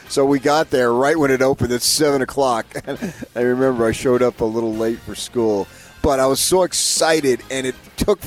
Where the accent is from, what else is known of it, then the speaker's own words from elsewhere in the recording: Northeast, United States; moved away; growing up in the Northeast with the Catholic thing. It's such a big, big deal back there. At least it was when I lived there